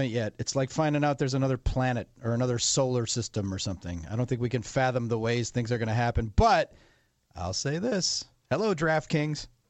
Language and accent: English; Wisconsin, United States; my home state Wisconsin